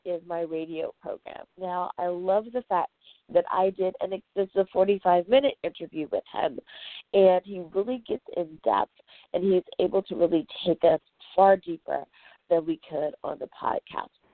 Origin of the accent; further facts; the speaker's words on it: United States; the good old U.S. of A, my home country